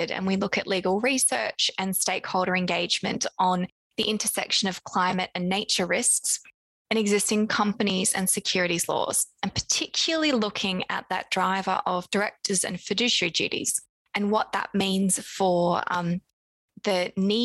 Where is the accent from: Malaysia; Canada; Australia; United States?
Australia; moved away as an adult; now in London, United Kingdom; you might have by now heard my accent. I'm Australian originally, but now based in London